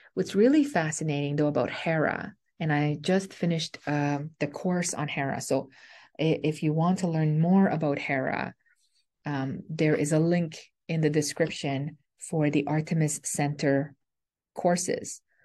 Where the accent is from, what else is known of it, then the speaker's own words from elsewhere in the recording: Canada; I'm a Canadian